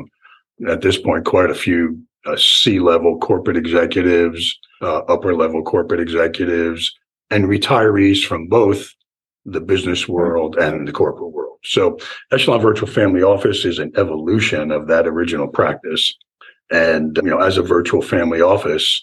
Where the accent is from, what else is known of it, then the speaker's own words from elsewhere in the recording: Newark, New Jersey, United States; moved away as an adult; also born or lived in California / Florida; now in Venice, Florida, United States; I was born and raised in Newark, New Jersey, and lived my childhood in New Jersey